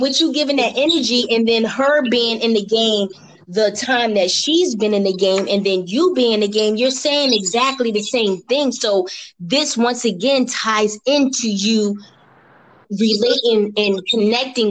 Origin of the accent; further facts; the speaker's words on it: Philadelphia, Pennsylvania, United States; moved away as an adult; now in Atlanta, United States; When I moved from Philadelphia to here